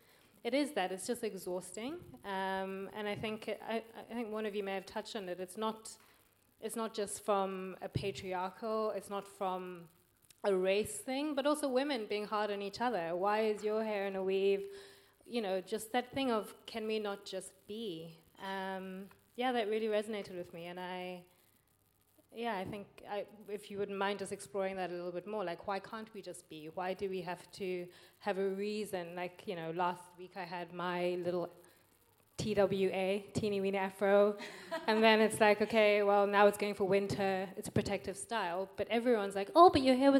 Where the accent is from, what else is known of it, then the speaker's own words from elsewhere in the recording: Eswatini; I'm from Swaziland.